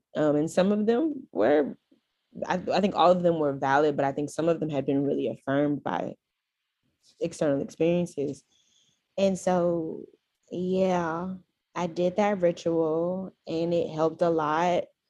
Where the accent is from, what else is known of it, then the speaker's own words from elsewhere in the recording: Houston, Texas, United States; I am from Houston, Texas